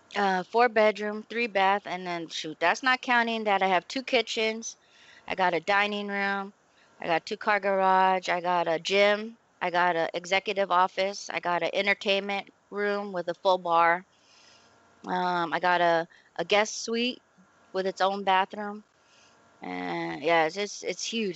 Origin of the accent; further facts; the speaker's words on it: San Diego, California, United States; moved away; we grew up right there in Lomita yes. Village